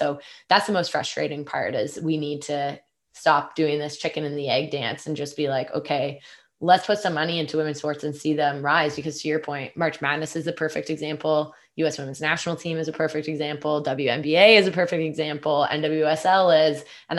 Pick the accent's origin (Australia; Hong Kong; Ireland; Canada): Canada; It's so interesting being a Canadian and now working, especially on the content team.